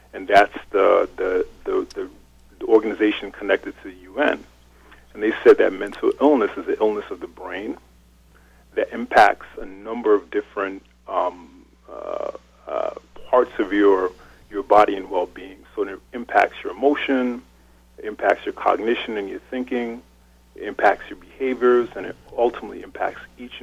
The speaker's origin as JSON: {"language": "English", "town": "Hempstead", "region": "New York", "country": "United States", "tie": "born or raised there", "also_born_or_lived": "Cambridge, Massachusetts", "said": "So I'm from right here in Long Island, New York. My family's from the Caribbean, and I grew up in Hempstead"}